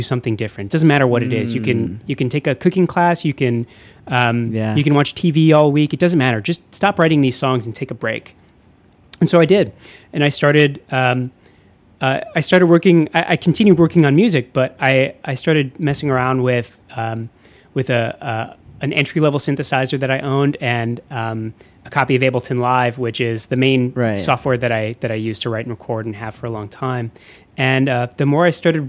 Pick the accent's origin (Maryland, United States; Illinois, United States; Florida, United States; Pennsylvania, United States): Illinois, United States; Chicago suburbs; I grew up in the Chicago suburbs